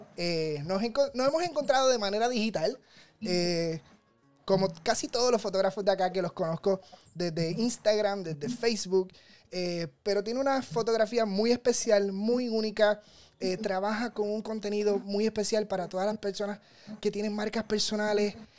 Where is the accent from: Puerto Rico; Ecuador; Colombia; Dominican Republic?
Puerto Rico; soy fotógrafo profesional de Puerto Rico